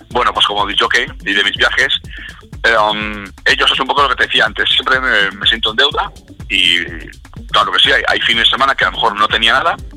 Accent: Alicante, Valencian Community, Spain; born there; yo nací en Alicante, mucha gente no lo sabe, entonces tenemos casa allí.

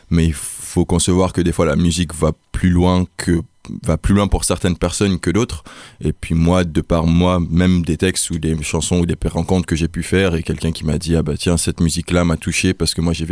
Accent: Nigeria; moved away as an adult; now in France; Moi j'ai grandi au Nigeria

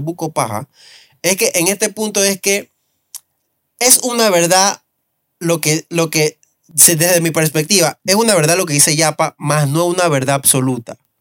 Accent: Panama; somos un país caribeño

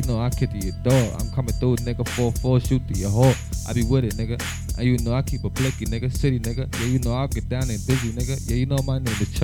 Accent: West Coast, United States; I'm really from the West Coast

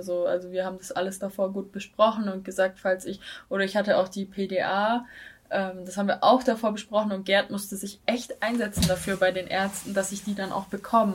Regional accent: Baden-Württemberg, Germany; now in Tübingen, Germany; meiner Heimatstadt wohnen, die ist eine halbe Stunde mit dem Auto entfernt

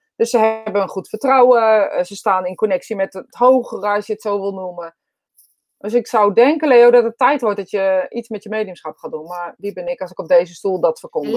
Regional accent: Utrecht, Netherlands; accent: Utrechts; ik een eh, Utrechts accent heb

